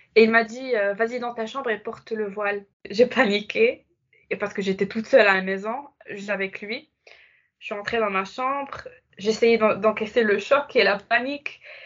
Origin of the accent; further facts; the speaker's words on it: Casablanca, Casablanca-Settat, Morocco; moved away as an adult; also born or lived in Fes, Morocco; now in France; quand j'ai quitté Casa pour vivre à Fès